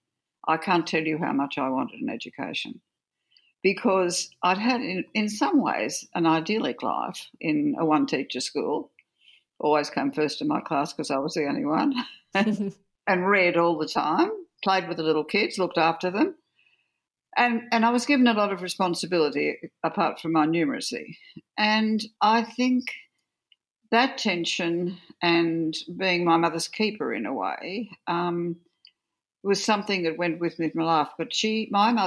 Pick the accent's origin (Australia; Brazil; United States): Australia; Orange, New South Wales; also born or lived in Forbes, New South Wales; I was born in Orange and had the first 7 years of my life, but by this time we were in Forbes